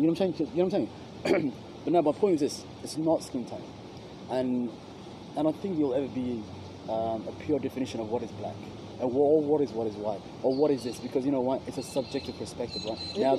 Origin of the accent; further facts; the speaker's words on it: New Zealand; moved away; Because when I first came over here, I came from New Zealand